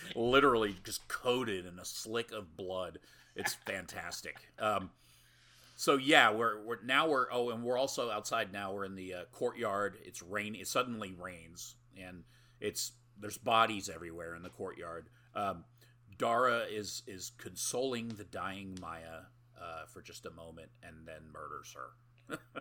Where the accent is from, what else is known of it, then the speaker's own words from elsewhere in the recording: United States; I'm American